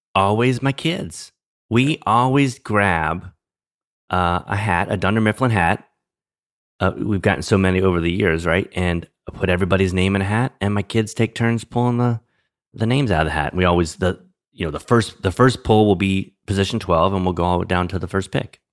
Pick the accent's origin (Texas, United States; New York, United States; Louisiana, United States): Louisiana, United States; New Orleans; moved away; I'm from New Orleans, originally from New Orleans